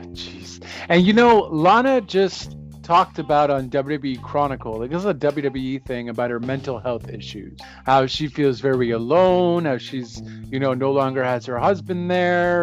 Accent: Canada; I'm Canadian

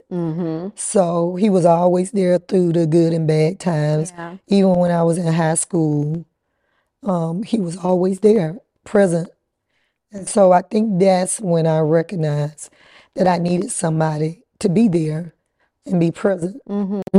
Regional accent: Atlanta, Georgia, United States; Right here

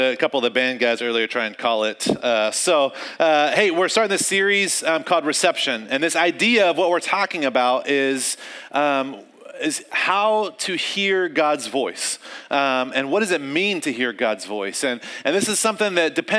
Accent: North Carolina, United States; I grew up in North Carolina, and which is the South.

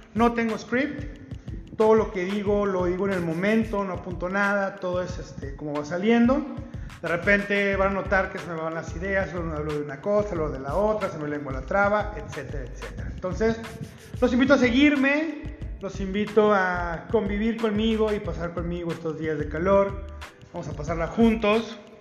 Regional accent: Ciudad Juárez, Chihuahua, Mexico; soy de Ciudad Juárez, Chihuahua

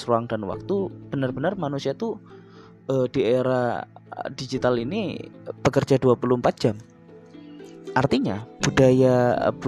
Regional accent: East Java, Indonesia; membawa karakter saya sebagai orang Jawa Timur ketika berinteraksi dengan masyarakat apapun, entah masyarakat di luar Jawa Timur, masyarakat Jawa Timur itu sendiri bahkan masyarakat internasional. Logat saya tidak akan pernah saya ubah

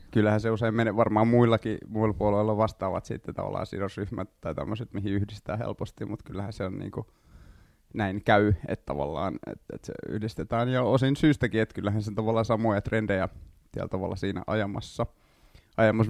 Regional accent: Vantaa, Uusimaa, Finland; also born or lived in Helsinki; Tai itse asiassa mä oon syntyperäinen helsinkiläinen, mutta kasvanut Vantaalla

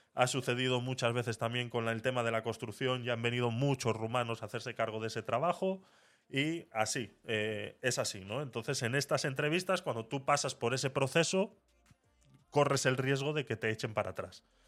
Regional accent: Panama; moved away as an adult; now in Spain; yo fui como menor de edad, por ende yo hice todos mis estudios en Panamá

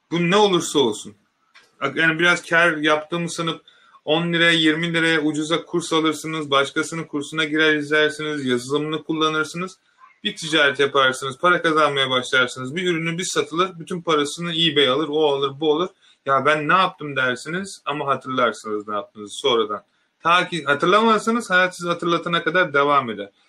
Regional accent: Turkey; bakın ben bundan çok gurur duyuyorum bir Türk olarak arkadaşlar.

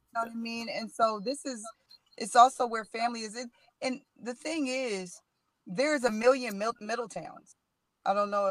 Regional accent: Middletown, Ohio, United States; born and raised in Middletown

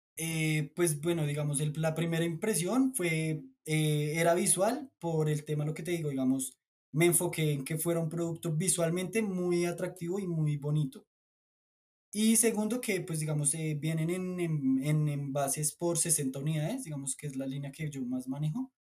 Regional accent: Colombia; also born or lived in Bolivia; les decimos acá en Colombia

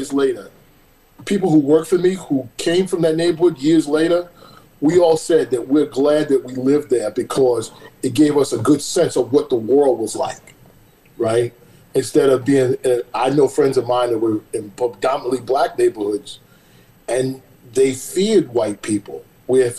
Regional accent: New York City, New York, United States; moved away as an adult; now in California, United States; I was raised in Brooklyn, went out to the suburbs, went to high school out there, went to college out there

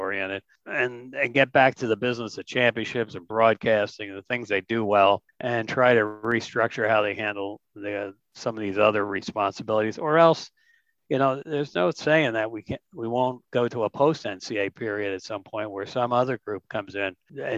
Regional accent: New Jersey, United States; I'm from Jersey

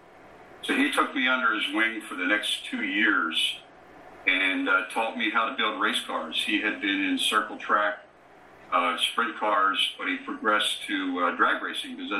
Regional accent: southeast Pennsylvania, United States; moved away; I grew up in a small suburb in southeast Pennsylvania, about 20 miles south of Philadelphia.

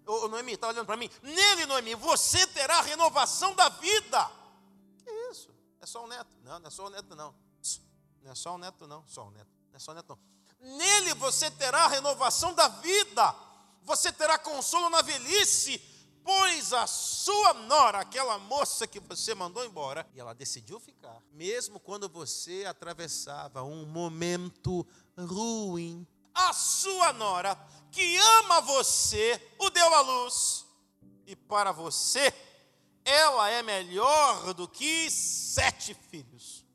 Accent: Rio de Janeiro, Brazil; Eu sou do Rio de Janeiro, chamado Carioca da Gema. Eu nasci na Zona Norte, no subúrbio

